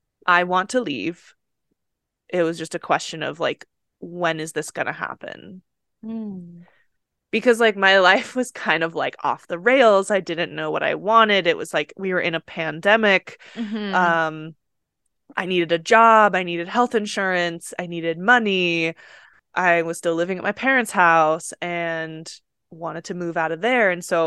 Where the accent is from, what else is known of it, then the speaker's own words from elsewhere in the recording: Utah, United States; So leaving Utah or my hometown has always been something I wanted to do.